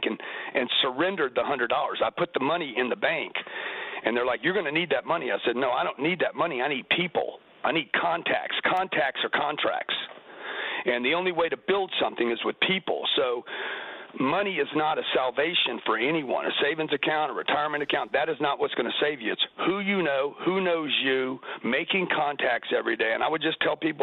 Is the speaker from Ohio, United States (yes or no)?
no; Lake Charles, Louisiana, United States; I grew up in Lake Charles, Louisiana